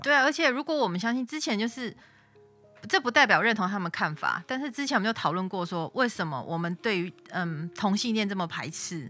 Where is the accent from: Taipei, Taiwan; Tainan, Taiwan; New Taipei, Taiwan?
Tainan, Taiwan; 我台南人